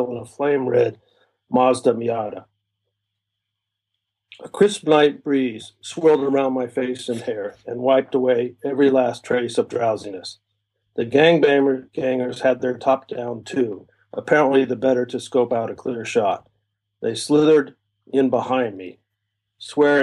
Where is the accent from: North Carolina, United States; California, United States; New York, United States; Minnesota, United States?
California, United States; moved away as an adult; also born or lived in Ohio; now in Japan; my families are from California, so I grew up there